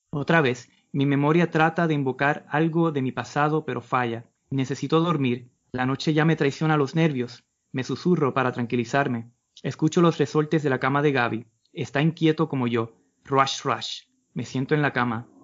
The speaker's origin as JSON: {"language": "Spanish", "country": "Puerto Rico", "said": "como caribeños, como puertorriqueños"}